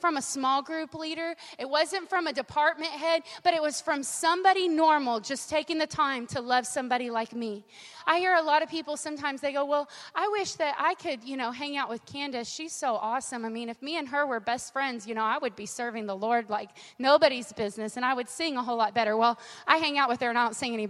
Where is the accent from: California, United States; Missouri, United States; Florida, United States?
California, United States; Southern; I was raised in Southern California